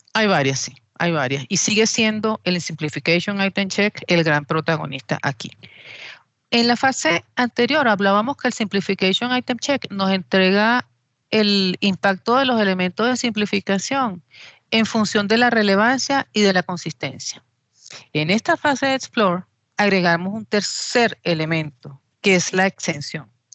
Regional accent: Venezuela; soy venezolana

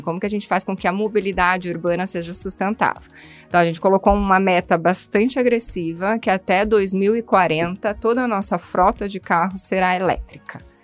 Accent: Curitiba, Paraná, Brazil; sou curitibana

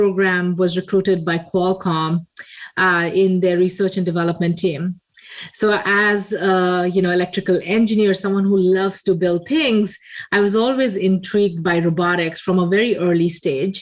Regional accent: India; moved away; I grew up in India in a very small town in a very eclectic family.

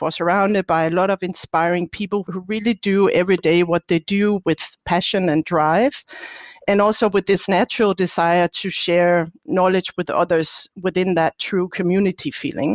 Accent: Denmark; now in Heidelberg, Germany; I'm from Denmark

